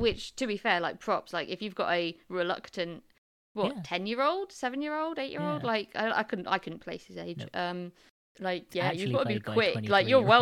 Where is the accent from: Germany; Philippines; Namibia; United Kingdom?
United Kingdom; England; they lived up in the Midlands when I grew up in the South